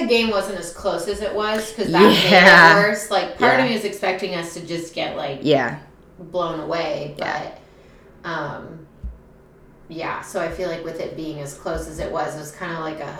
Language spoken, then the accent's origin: English; Columbus, Ohio, United States; I'm literally from Columbus and not from a suburb.